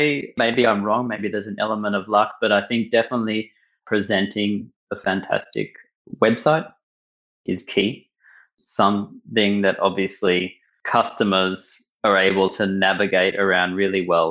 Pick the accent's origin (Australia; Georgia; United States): Australia; Melbourne, Victoria; moved away as an adult; now in Berlin, Germany; I grew up in Melbourne in Australia, grew up in a Jewish community